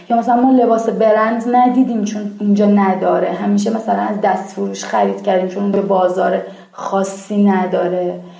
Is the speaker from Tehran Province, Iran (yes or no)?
yes; Islamshahr, Tehran Province, Iran; چقدر من خودم کشتم و مرمور می شدم از اینکه بگم بچه اسلام شرم